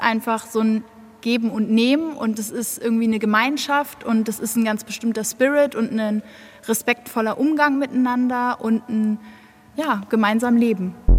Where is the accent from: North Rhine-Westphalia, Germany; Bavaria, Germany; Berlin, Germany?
Berlin, Germany; now in Munich, Germany; Ich komme aus Berlin und bin nach München gezogen